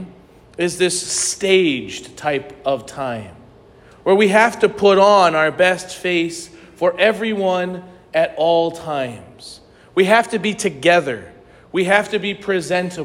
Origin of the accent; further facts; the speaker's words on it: St. Louis, Missouri, United States; I grew up in St. Louis